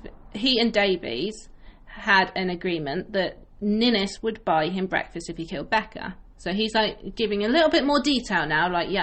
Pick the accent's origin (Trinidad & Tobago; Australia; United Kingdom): United Kingdom; obviously we're British, like, a cup of tea is for comfort.